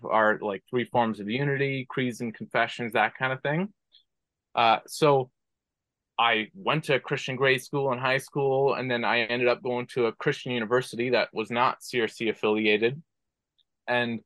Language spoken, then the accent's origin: English; Brampton, Ontario, Canada; I was born and raised in Brampton, Ontario